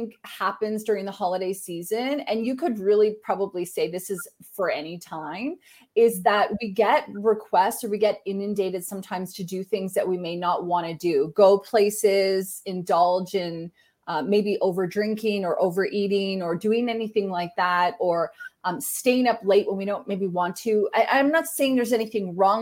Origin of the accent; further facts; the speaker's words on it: Canada; I'm Canadian.